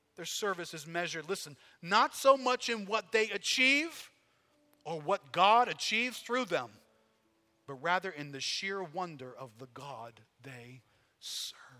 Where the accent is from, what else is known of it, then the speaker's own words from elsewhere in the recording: United States; I'm an American.